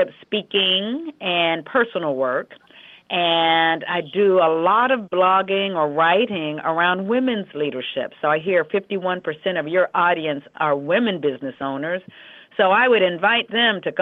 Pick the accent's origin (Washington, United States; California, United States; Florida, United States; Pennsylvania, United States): Pennsylvania, United States; Western; moved away; I grew up in the Western Pennsylvania area of the United States in what at the time would have been the whole blue-collar steel mill valley